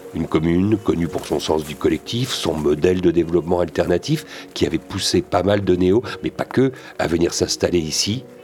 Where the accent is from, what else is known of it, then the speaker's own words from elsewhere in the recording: Paris, Île-de-France, France; Si je suis parisien, ça se voit tant que ça que je suis parisien